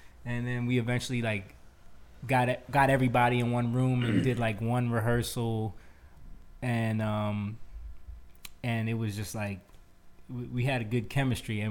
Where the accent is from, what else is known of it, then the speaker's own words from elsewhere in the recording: Sicklerville, New Jersey, United States; also born or lived in Williamstown, New Jersey; we grew up in Sicklerville, New Jersey, which is like the town over